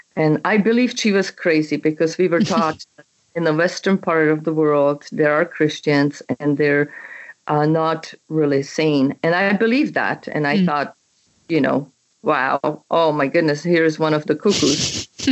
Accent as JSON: {"language": "English", "country": "Czechia", "tie": "born or raised there", "also_born_or_lived": "Canada", "second_language": "English", "moved": "as an adult", "lives_now": "United States", "said": "my country, which I was born and raised in Czechoslovakia, what used to be Czechoslovakia. It is now Czech Republic."}